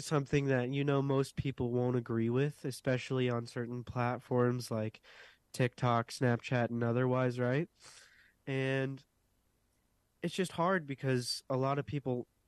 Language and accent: English; Westminster, South Carolina, United States; I am from Westminster, South Carolina